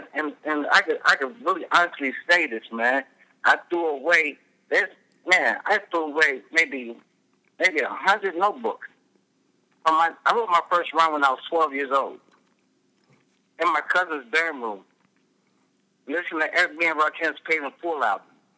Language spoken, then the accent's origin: English; Peoria, Illinois, United States; Oh, man. I love Peoria, man. I don't care where I go, man. I've been all over the United States. I've even been abroad.